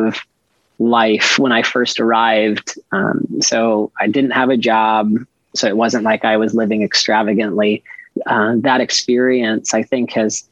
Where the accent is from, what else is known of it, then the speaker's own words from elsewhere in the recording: Iowa, United States; moved away as an adult; also born or lived in Bombay, India / North Carolina / Madrid, Spain; we lived in Iowa at the time, and that's actually where I did grow up and finish high school.